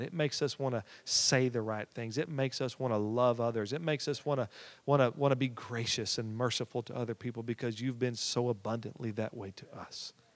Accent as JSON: {"language": "English", "region": "Oklahoma", "country": "United States", "said": "we came from the buckle of the Bible Belt"}